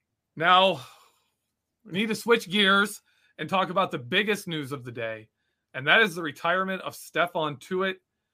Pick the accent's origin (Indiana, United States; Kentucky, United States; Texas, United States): Kentucky, United States; I'm from Kentucky, so I'm a country boy.